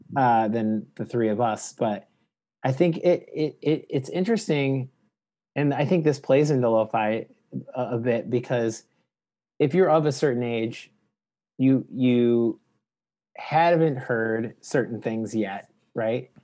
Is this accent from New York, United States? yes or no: no; Detroit, Michigan, United States; growing up in Detroit, getting access to Canadian music